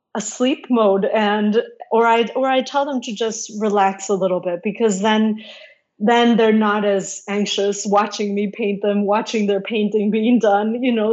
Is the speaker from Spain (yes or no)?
no; Mexico City, Mexico; which actually we had in my garden growing up in Mexico City